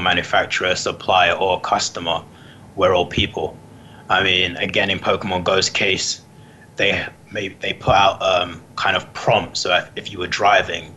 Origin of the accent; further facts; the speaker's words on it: London, United Kingdom; London, England.